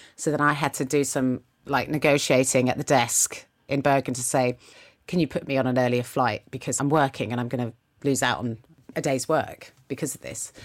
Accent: United Kingdom; I'm so British

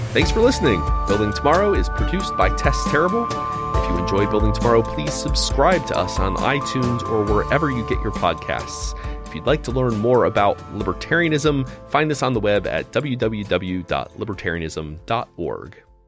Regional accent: United States; I am still an American.

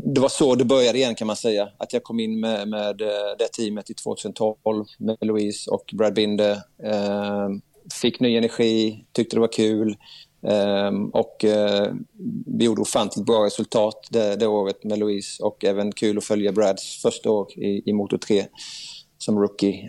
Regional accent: Sweden; Där jag kom in som svensk

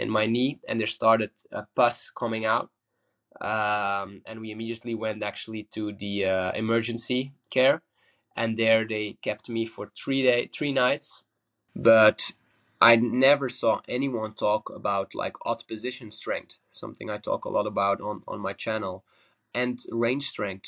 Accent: Belgium; I'm a surfer from Belgium

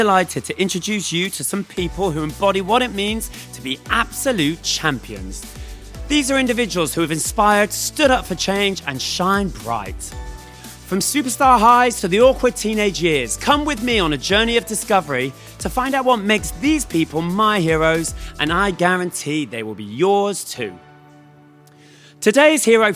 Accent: Bristol, South West England, United Kingdom; I grew up in Bristol, which is a city

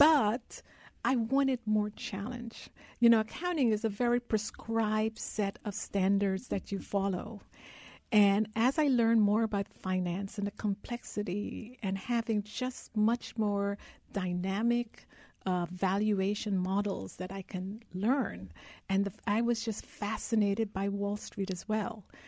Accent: Guyana; now in United States; I was born in Guyana, South America. I grew up in a country of the size of Rhode Island, less than a million people.

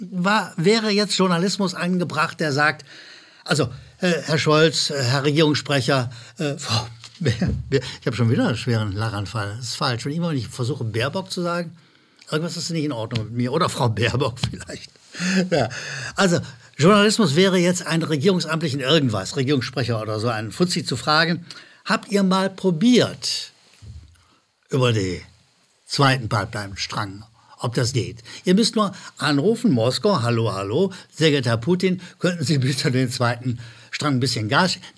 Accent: Rhineland, Germany; Ich wiederhole als Rheinländer habe ich Probleme mit Zuschauerzuschriften.

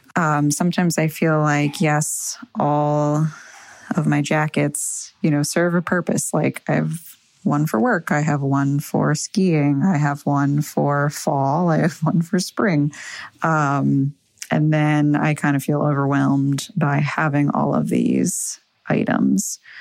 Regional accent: Northern Vermont, United States; I am from Northern Vermont

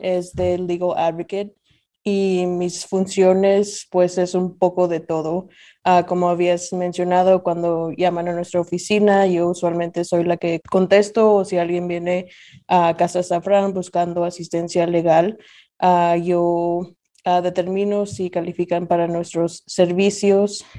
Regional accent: Nashville, Tennessee, United States; also born or lived in Zacatecas, Mexico; yo nací en Zacatecas, México, soy zacatecana y como decimos en México, soy más de aquí que de allá. Eh, mis padres me trajeron a los Estados Unidos cuando tenía dos años y desde entonces Nashville ha sido mi hogar.

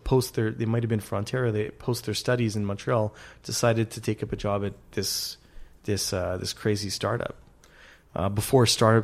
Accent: Goa, India; We're from from Goa in India, which is Catholics that were 500 years before they were Catholic.

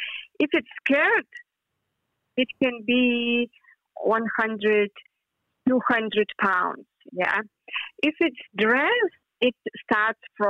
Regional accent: Lithuania; I am from Lithuania

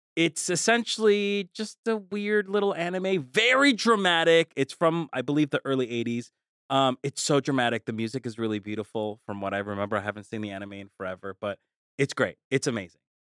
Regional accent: Colombia; moved away; I'm from Colombia

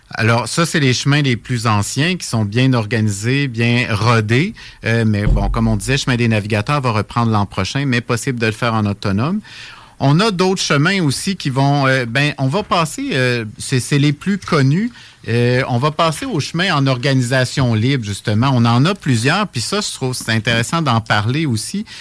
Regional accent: Laurentides, Quebec, Canada; je suis originaire de la région des Laurentides

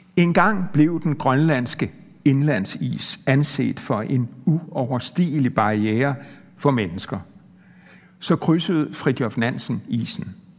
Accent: Denmark; som dansker

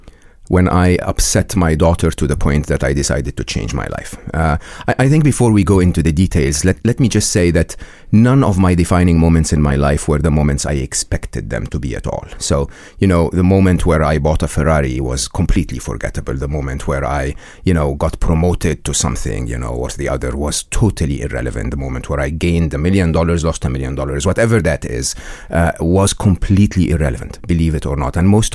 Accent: Egypt; I was born and raised in Egypt. I went to a public school and public university in Egypt

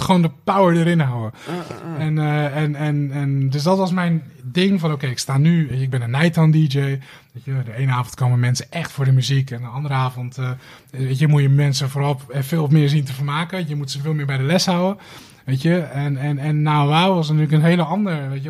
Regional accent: Rotterdam, South Holland, Netherlands; Rotterdam-West. Vlakbij waar ik opgegroeid ben, Schiemond.

